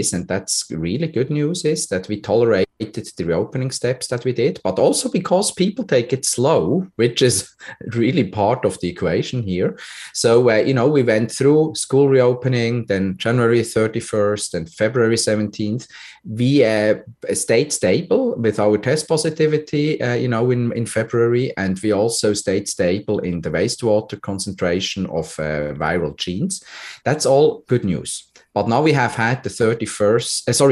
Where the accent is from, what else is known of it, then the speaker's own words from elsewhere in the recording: Switzerland; now in Canada; my home country, Switzerland